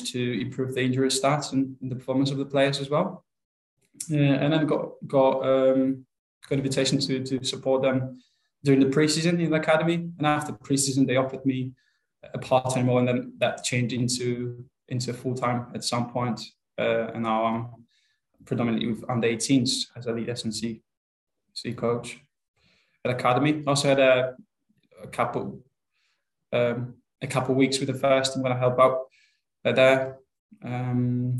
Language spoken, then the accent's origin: English; Gdańsk, Pomeranian Voivodeship, Poland; English is a second language; moved away as an adult; now in United Kingdom; So I'm originally from Poland. From a relatively big town in Gdańsk